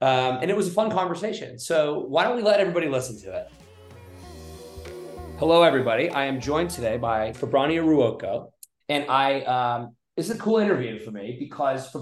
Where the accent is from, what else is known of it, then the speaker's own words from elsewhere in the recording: New England, United States; also born or lived in Reno, Nevada; I wasn't born on the East Coast, I was born on the West Coast, but I've lived in New England more or less my entire life.